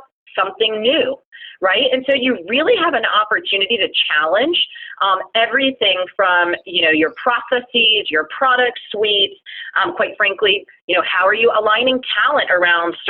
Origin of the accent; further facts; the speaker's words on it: Florida, United States; I was born and raised in Florida